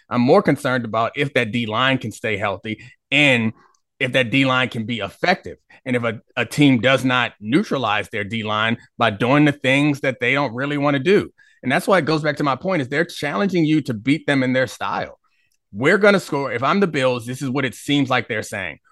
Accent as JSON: {"language": "English", "town": "Baltimore", "region": "Maryland", "country": "United States", "tie": "born or raised there", "moved": "as an adult", "lives_now": "Washington, D.C., United States", "said": "I grew up in Baltimore"}